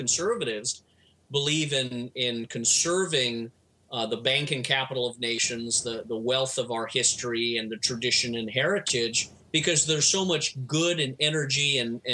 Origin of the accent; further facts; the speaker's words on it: California, United States; moved away as an adult; also born or lived in Washington, D.C.; I was raised in California